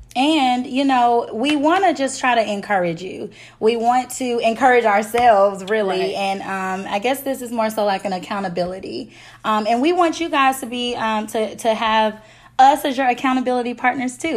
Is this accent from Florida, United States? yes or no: no; Memphis, Tennessee, United States; moved away as an adult; now in Nashville, United States; I'm from Memphis, Tennessee. I currently live in Nashville